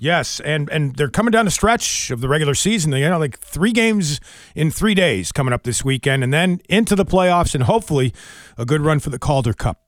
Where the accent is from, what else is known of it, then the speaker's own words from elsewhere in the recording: Wilmington and Bennington, Vermont, United States; I grew up partially in Wilmington and Bennington, Vermont